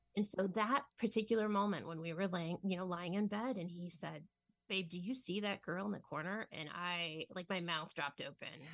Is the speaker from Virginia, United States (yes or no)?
no; Ohio, United States; I grew up in Ohio